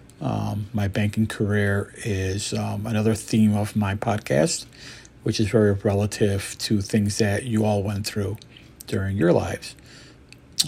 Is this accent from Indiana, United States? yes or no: no; Syracuse, New York, United States; also born or lived in Montreal, Canada; I was born in Montreal, Canada, lived there for 6 or 7 years behind coming to America with my mother and father and my sister. Basically, was living in Syracuse, New York. And went to high school here and middle school